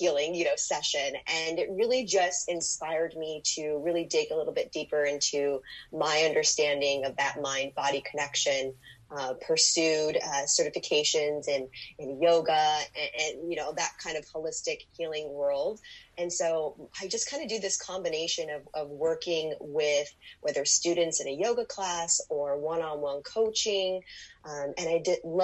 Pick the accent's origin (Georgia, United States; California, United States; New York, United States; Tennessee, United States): California, United States; Southern; now in Las Vegas, United States; I'm actually from Southern California